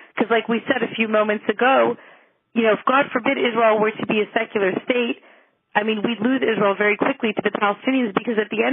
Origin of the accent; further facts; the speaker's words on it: Montreal, Quebec, Canada; growing up in my hometown in Montreal